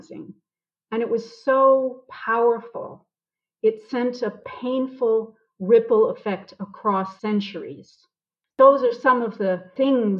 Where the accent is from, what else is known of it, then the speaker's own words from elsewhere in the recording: Boston, Massachusetts, United States; moved away as an adult; now in South Africa; I'm originally from Boston.